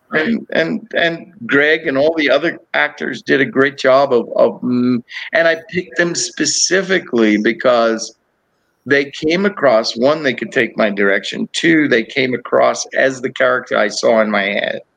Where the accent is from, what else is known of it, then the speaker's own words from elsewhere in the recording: Cape Town, Western Cape, South Africa; also born or lived in Texas / Georgia / Florida; now in United States; I grew up in Cape Town, South Africa